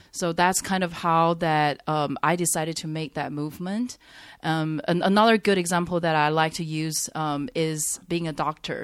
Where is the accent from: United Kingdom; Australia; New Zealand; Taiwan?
Taiwan; moved away as an adult; now in Shanghai, China; I grew up in Taiwan